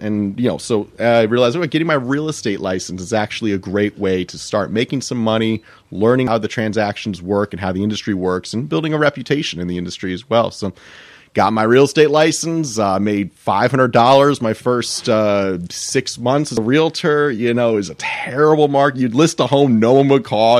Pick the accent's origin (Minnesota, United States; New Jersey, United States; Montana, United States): New Jersey, United States; Millington; I grew up in Millington, New Jersey